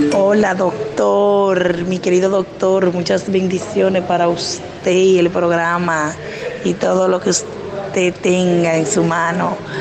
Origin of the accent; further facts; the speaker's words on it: Madrid, Community of Madrid, Spain; accent: Spanish; now in Andalusia, Spain; yo soy de Madrid